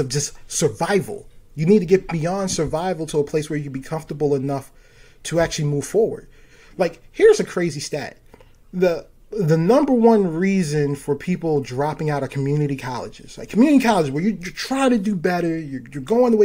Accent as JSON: {"language": "English", "town": "Baltimore", "region": "Maryland", "country": "United States", "said": "I'm from Baltimore"}